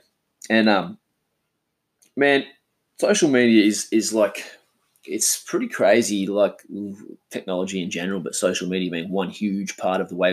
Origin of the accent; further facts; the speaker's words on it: Western Australia, Australia; also born or lived in Perth / Karratha / Port Hedland / Pilbara; I was born in Perth, grew up in Karratha, then back in Perth, then back up in Headland. So I'm sort of West Australian, born and bred